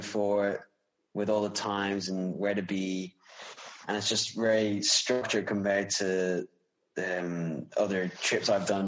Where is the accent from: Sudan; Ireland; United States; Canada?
Ireland; Wicklow, Leinster; I'm an Irish cyclist from Wicklow